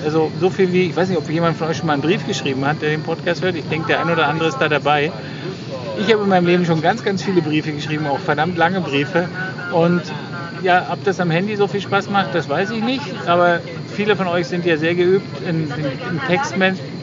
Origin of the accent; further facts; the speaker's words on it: GDR, East Germany, Germany; ich bin ja in der DDR aufgewachsen